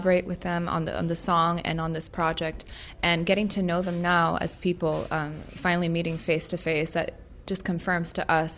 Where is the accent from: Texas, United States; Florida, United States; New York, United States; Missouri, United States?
Florida, United States; Miami; I am Cuban American, so growing up in Miami